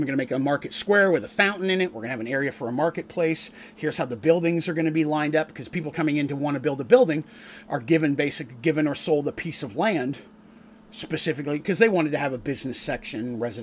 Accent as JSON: {"language": "English", "country": "Canada", "tie": "born or raised there", "moved": "yes", "lives_now": "United States", "said": "where I grew up in Canada, there are a lot of Scots"}